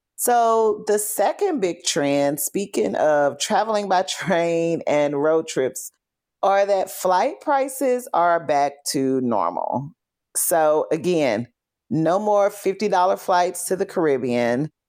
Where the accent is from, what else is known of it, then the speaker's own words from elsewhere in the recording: Fort Worth, Texas, United States; moved away as an adult; also born or lived in Chicago; I'm from Fort Worth